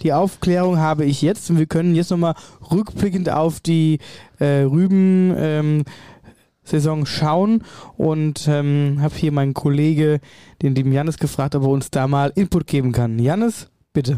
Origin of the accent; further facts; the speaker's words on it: Wöllstadt, Hesse, Germany; meiner Heimatregion Wölfstadt